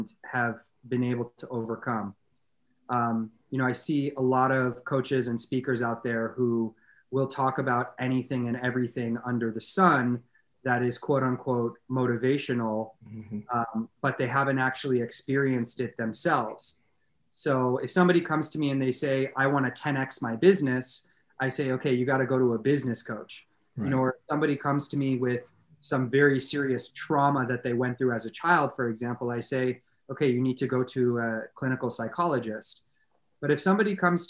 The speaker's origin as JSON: {"language": "English", "town": "Los Angeles", "region": "California", "country": "United States", "tie": "born or raised there", "said": "born and raised in Los Angeles"}